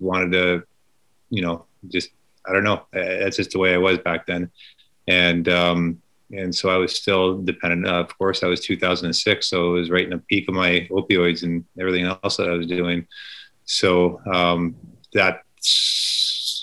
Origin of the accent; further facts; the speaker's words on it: Lake Erie, Ontario, Canada; moved away; also born or lived in Chicago; Growing up in Lake Erie, I'd go out and catch some bass